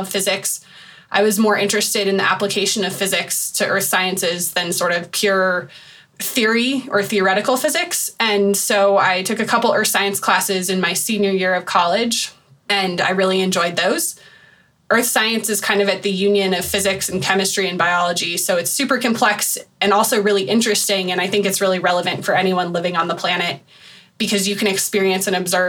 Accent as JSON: {"language": "English", "region": "Colorado", "country": "United States", "tie": "born or raised there", "said": "I grew up in Colorado"}